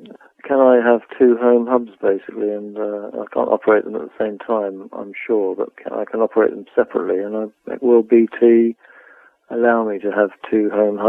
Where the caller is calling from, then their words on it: Hampshire, South East England, United Kingdom; I'm calling from Hemsworth in Hampshire